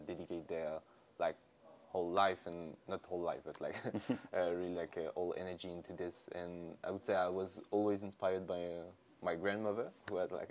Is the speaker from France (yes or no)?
yes; Lyon, Auvergne-Rhône-Alpes, France; moved away as an adult; I grew up in Lyon. I did all of my study in Lyon